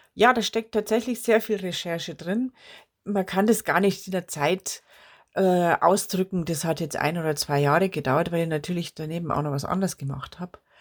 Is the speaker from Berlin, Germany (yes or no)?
no; Bavaria, Germany; als Bayerin und als bayerische Volkskundlerin